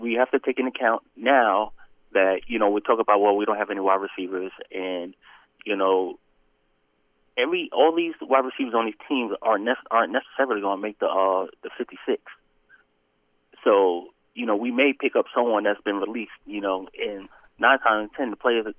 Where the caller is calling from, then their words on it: Atlanta, Georgia, United States; This is … in Atlanta.